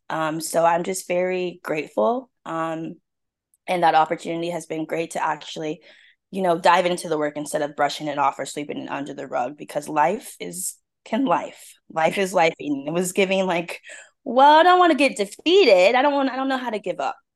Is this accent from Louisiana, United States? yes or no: no; Seattle, Washington, United States; now in South Carolina, United States; So I'm originally from Seattle, Washington.